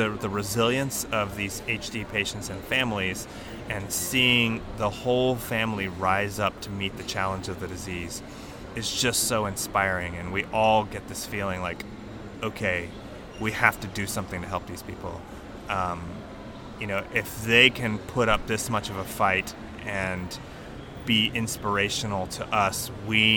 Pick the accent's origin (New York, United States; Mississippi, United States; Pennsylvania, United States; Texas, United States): Texas, United States; Houston; now in Birmingham, United States; I grew up in Houston